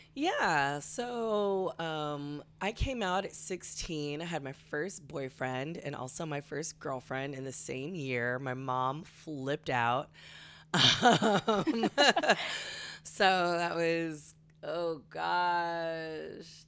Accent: California, United States; I grew up in such a liberal culture, um, growing up in California

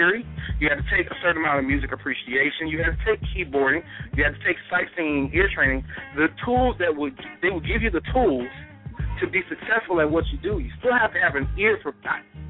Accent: Gulfport, Mississippi, United States; in Gulfport, Mississippi, my hometown

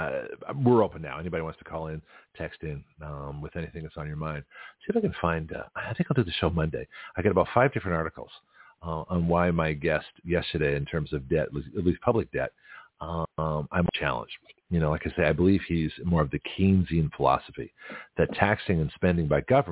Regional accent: Toronto, Ontario, Canada; now in Milton, United States; Toronto, my hometown

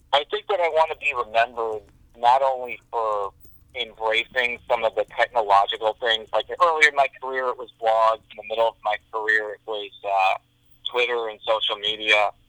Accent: Illinois, United States; moved away; I'm originally from Illinois

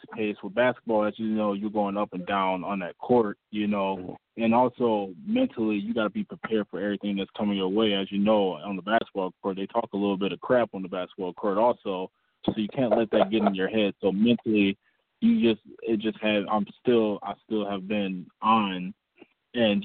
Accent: Wisconsin, United States; also born or lived in Memphis, Tennessee / West Memphis, Arkansas / Marion, Arkansas; around the time I was nine, about summer 2002, I ended up moving here to Wisconsin

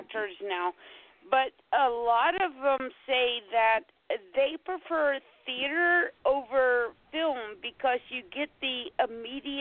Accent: the South, United States; I'm from the South. We don't know how to pronounce words properly

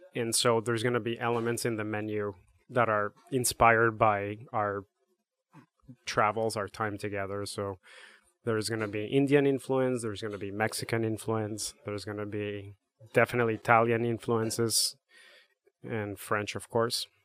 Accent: Bogotá, Bogotá Capital District, Colombia; now in Connecticut, United States; I'm from Bogota, Colombia.

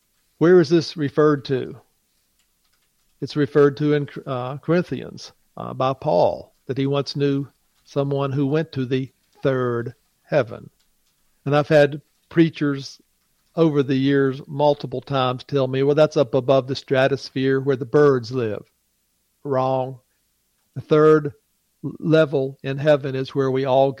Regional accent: West Virginia, United States; I am from West Virginia

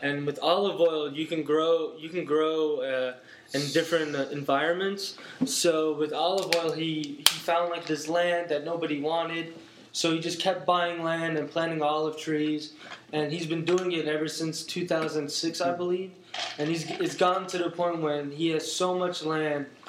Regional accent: Turkey; also born or lived in New York; I am from Turkey

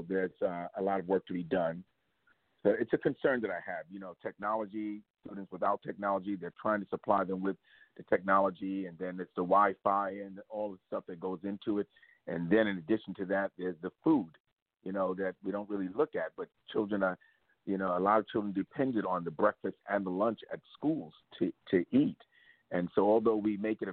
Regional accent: New York City, New York, United States; Born and raised in East New York, Brownsville. Van Dyke Houses, 419, apartment 10G.

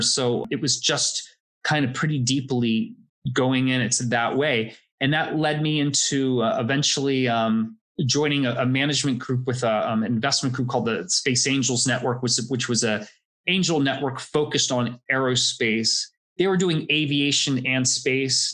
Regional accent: Florida, United States; I grew up in Florida

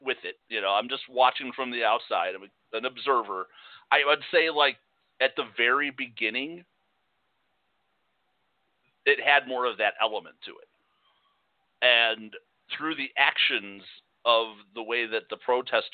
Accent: Chicago, Illinois, United States; moved away; Like you and I grew up in Chicago

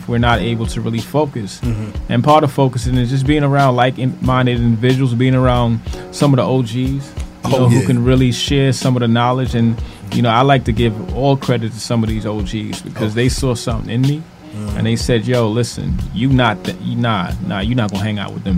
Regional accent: New York City, New York, United States; also born or lived in Trinidad and Tobago; Crown Heights. Raised in Crown Heights. Originally from Trinidad and Tobago

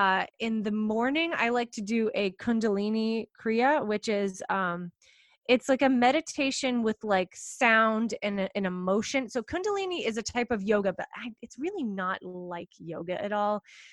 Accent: East Coast, United States; Whenever I'm speaking on the West Coast, cause I'm from the East Coast, I always, always, always, as soon as I check into my hotel room, I do 20 minutes of yoga nidra

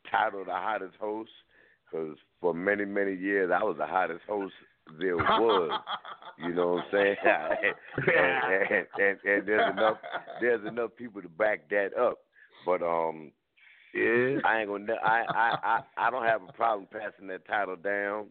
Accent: Paterson, New Jersey, United States; now in Buffalo, United States; I was born and raised in Paterson, New Jersey

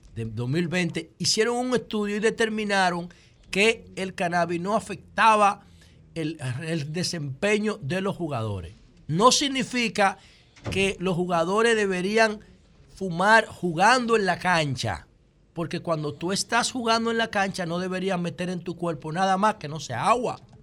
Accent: Dominican Republic; Yo como político dominicano

